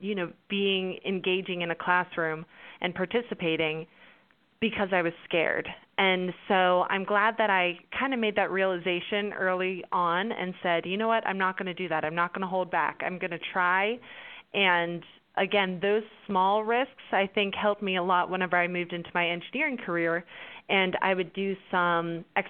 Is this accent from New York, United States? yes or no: no; Pittsburgh, Pennsylvania, United States; also born or lived in Baytown; I'm originally from Pittsburgh where I live now